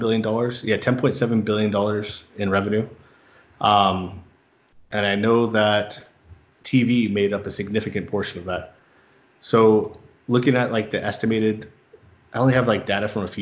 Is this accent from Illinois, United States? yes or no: no; San Diego, California, United States; moved away as an adult; also born or lived in Los Angeles, United States; now in Phoenix, United States; I grew up in San Diego